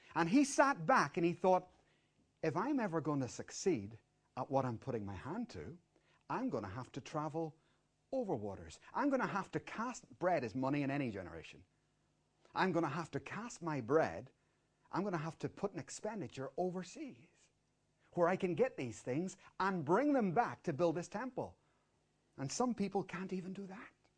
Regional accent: Dublin, Leinster, Ireland; we're from Dublin

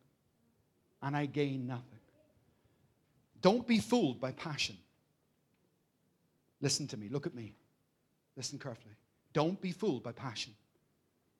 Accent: Belfast, Northern Ireland, United Kingdom; I grew up in Belfast

